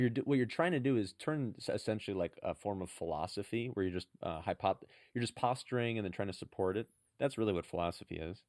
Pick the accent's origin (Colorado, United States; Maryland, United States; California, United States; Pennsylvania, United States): California, United States; San Francisco; I'm from San Francisco